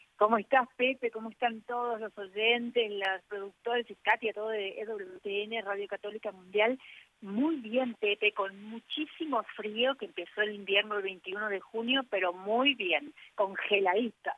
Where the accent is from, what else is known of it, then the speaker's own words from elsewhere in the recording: Corrientes, Argentina; now in Buenos Aires, Argentina; yo aprendí en la provincia, soy correntina provinciana, una provincia del norte de, Argentina